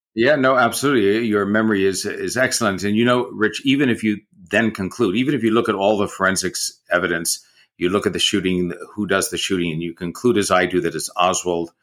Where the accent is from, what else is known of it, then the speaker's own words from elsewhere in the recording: San Francisco, California, United States; moved away as an adult; also born or lived in New York; I grew up in San Francisco in the fifties and sixties